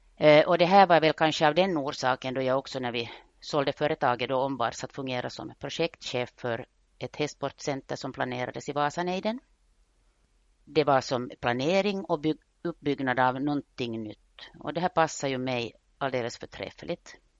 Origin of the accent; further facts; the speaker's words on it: Vaasa, Ostrobothnia, Finland; jag är Vasabo, jag är född och uppvuxen i Österbotten